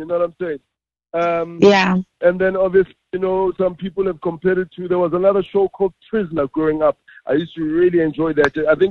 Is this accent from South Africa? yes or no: yes; South Africa; growing up in Gassi, especially, you know, township in South Africa